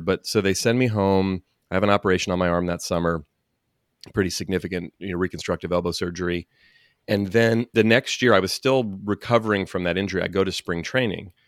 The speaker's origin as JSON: {"language": "English", "town": "Oakland", "region": "California", "country": "United States", "tie": "born or raised there", "said": "born and raised in Oakland, not far and from where you live. And, yeah, still live here in the Bay Area"}